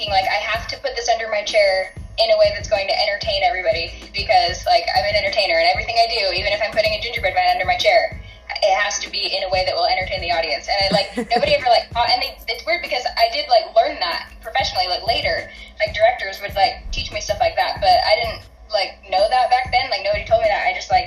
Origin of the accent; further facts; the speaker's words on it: Salt Lake City, Utah, United States; I'm from Salt Lake City